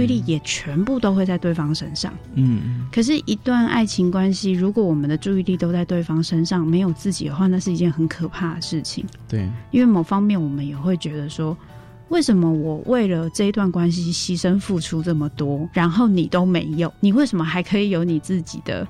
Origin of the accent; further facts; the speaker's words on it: Tainan, Taiwan; 因为我， 我是台南人